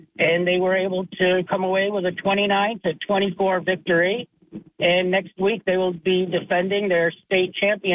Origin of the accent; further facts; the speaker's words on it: Endicott, New York, United States; I also graduated from Union Endicott